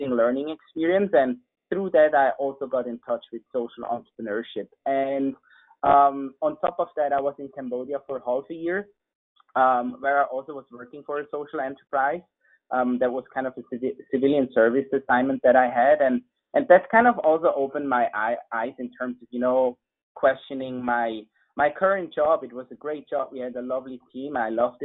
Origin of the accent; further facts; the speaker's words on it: close to Zurich, Switzerland; moved away as an adult; also born or lived in San Francisco; So I'm from Switzerland originally. I grew up close to Zurich.